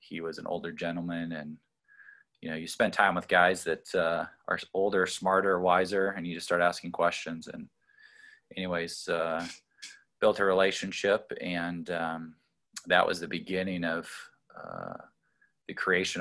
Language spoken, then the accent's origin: English; Colorado, United States; I grew up in Colorado, born and raised there